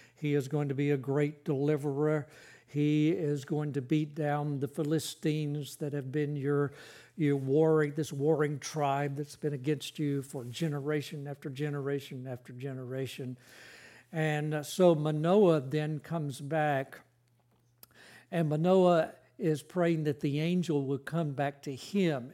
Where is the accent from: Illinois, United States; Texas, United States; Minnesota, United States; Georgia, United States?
Georgia, United States; Carrollton; moved away; I grew up in Carrollton, Georgia